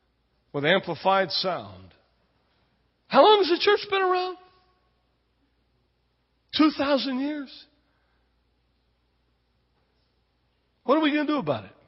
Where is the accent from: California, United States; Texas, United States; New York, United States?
Texas, United States; moved away; also born or lived in Spain; I grew up down in Texas